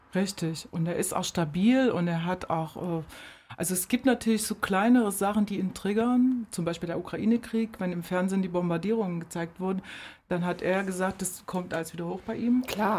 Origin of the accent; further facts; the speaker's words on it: Germany; moved away as an adult; bin in der DDR geboren